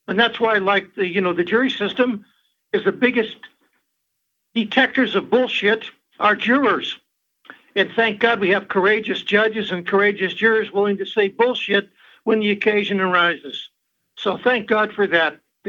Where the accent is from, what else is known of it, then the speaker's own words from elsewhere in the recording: Butte, Montana, United States; Well, I was raised in Butte